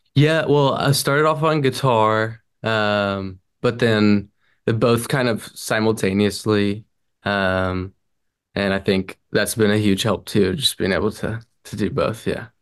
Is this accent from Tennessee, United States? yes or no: yes; Franklin, Tennessee, United States; now in Nashville, United States; Franklin, uh, born and raised. I'm in Nashville now. So 30 minutes north, but my whole life, Franklin.